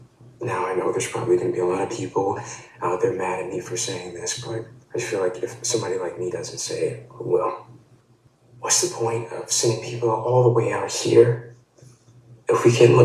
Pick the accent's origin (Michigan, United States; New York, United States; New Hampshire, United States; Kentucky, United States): Michigan, United States; Detroit; Growing up in Detroit, there weren't a lot of kids like me back then, especially in the neighborhood I grew up in.